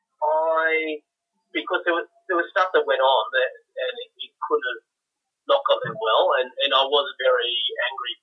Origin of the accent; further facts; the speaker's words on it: Canberra, Australian Capital Territory, Australia; I'm from Canberra.